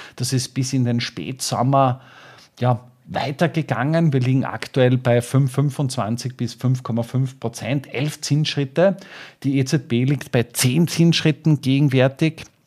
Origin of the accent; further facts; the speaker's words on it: Austria; als Österreicher